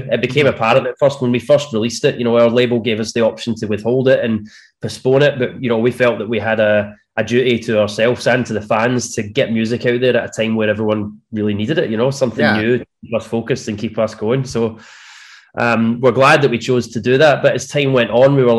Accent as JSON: {"language": "English", "region": "Scotland", "country": "United Kingdom", "said": "from north of the border"}